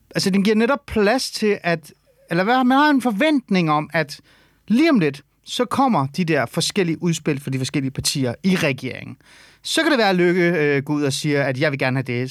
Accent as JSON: {"language": "Danish", "area": "North Zealand", "region": "Capital Region of Denmark", "country": "Denmark", "tie": "born or raised there", "said": "jeg er vokset op i Nordsjælland."}